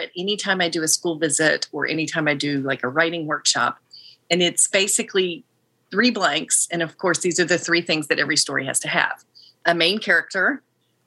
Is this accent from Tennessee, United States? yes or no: yes; Tennessee, United States; my home state